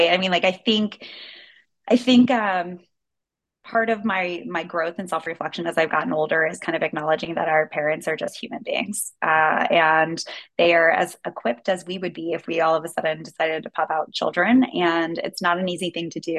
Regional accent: Washington, District of Columbia, United States; also born or lived in Maryland; Um, well, I was born in Washington, D.C., so I'm a very proud D.C. native. Uh, we moved outside of D.C. once my brother was uh, walking and moving

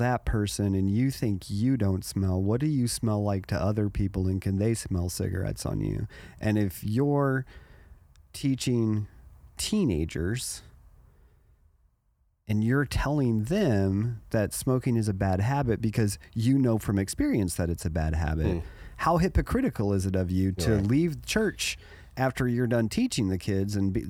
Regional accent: Germany; Well, in Germany, so let me explain. So growing up in Germany.

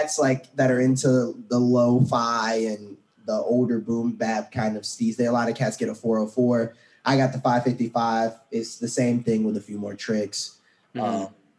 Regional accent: Ohio, United States; moved away as an adult; also born or lived in Alabama / Georgia; now in Los Angeles, United States; then I moved to Ohio, grew up there from first grade through high school, and then went to college down in Alabama, Roll Tide, and then I moved out here.

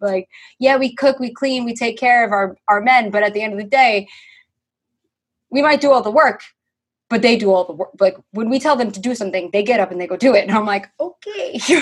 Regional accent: New York, United States; I'm a New Yorker

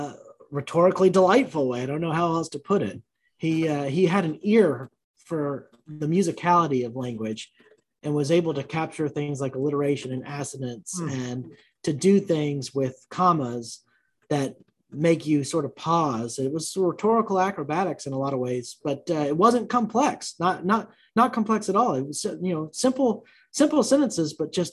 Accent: Georgia, United States; moved away as an adult; now in Alabama, United States; I've lived in Alabama since 2013, but I was born and raised in Georgia, had family ties to Alabama.

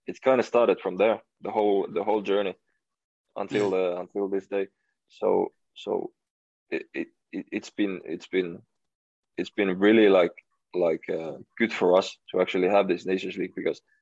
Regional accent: Finland; moved away

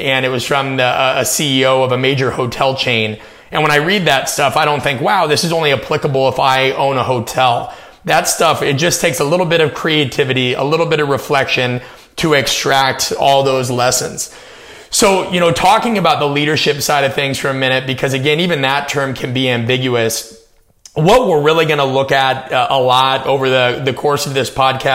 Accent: Omaha, Nebraska, United States; I'm from Omaha, Nebraska. I grew up in the suburbs.

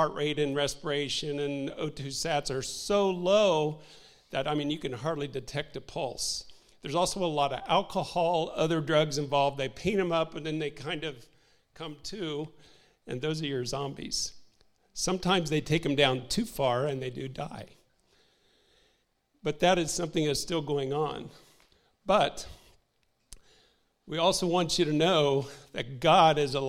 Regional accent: Indiana, United States; moved away; also born or lived in Haiti; We're from Indiana originally, so, you know, we're not used to oceans

